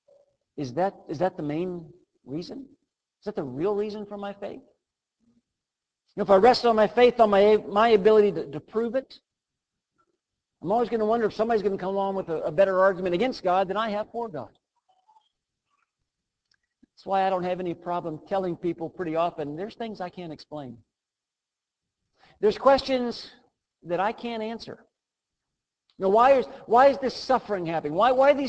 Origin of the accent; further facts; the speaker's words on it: Western Pennsylvania, United States; I was born in Western Pennsylvania to a family that loved the Lord